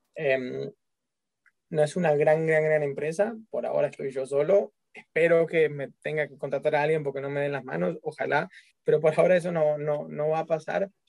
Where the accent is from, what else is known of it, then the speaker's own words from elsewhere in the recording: Argentina; porque soy argentino